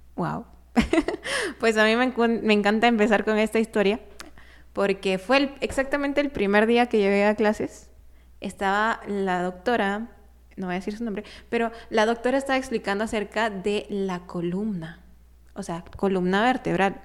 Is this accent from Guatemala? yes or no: yes; Guatemala; aquí en Guatemala, pues yo también soy parte de Guatemala